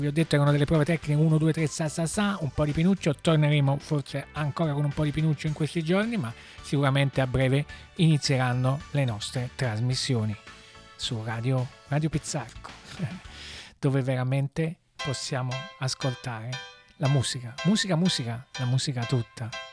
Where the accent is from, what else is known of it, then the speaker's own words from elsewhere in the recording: Naples, Campania, Italy; si sente un po' l'accento? Sì, siamo, siamo da Napoli